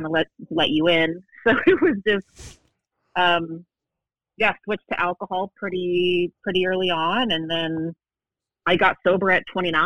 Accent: Waco, Texas, United States; moved away as an adult; also born or lived in Northern California; now in New York City, United States; I am originally from Northern California, but mom and I moved to Waco when I was 8. So I pretty much grew up in Waco.

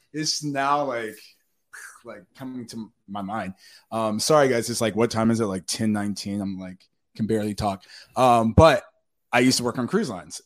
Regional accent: North Carolina, United States; now in Los Angeles, United States; I'm from North Carolina

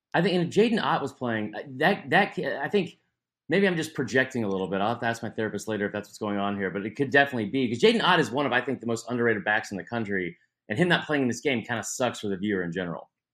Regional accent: Atlanta, Georgia, United States; born and raised in Atlanta

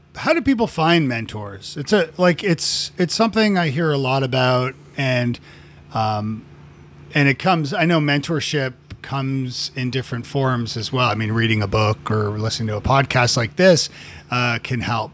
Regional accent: Canada; moved away as an adult; now in United States; as a, as a Canadian, yeah, yeah, you know, 'cause I've, I've lived in the States now for, uh, gosh, fifteen years

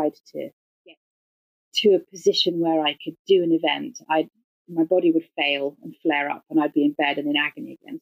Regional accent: England, United Kingdom; accent: English; my English accent and being British

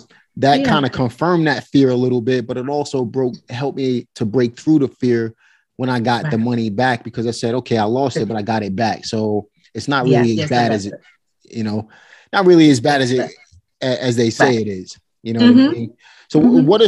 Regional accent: New York City, New York, United States; I grew up in Red Hook Projects

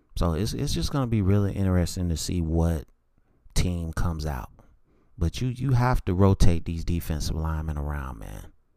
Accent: North Carolina, United States; I'm from North Carolina

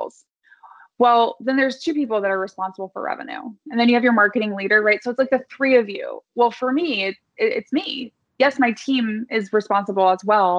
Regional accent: Midwest, United States; I'm from the Midwest

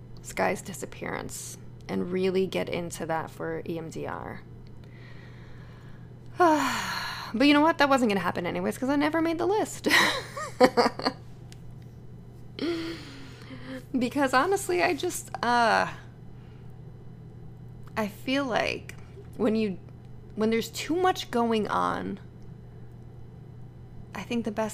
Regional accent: Connecticut, United States; moved away as an adult; now in Los Angeles, United States; move my family back to Connecticut

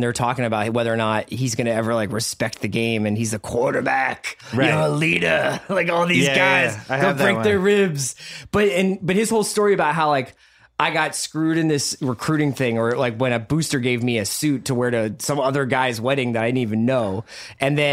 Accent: Philadelphia, Pennsylvania, United States; I grew up in Philly with Randall Cunningham

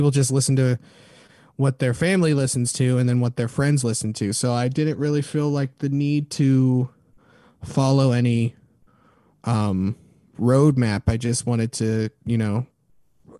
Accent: Denver, Colorado, United States; now in San Jose, United States; I come from Denver, Colorado, and I come from a multi

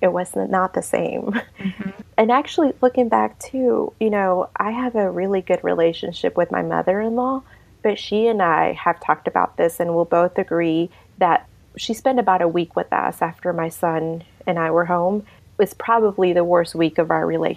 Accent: Mexico; also born or lived in Savannah, Georgia; now in Lincoln, Nebraska, United States; I'm from Mexico. That's where I'm from originally.

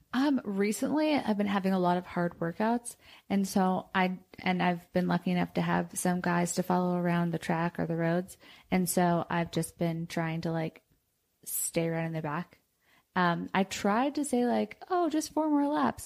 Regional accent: New York, United States; I'm from New York

